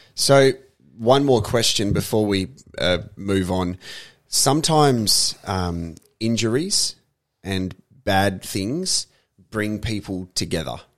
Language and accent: English; Australia; we as Australians